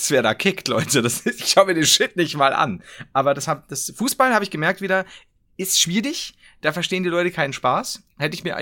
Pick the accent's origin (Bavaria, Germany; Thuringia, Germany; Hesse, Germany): Bavaria, Germany; ich bin Bayer, ich habe keine Wahl.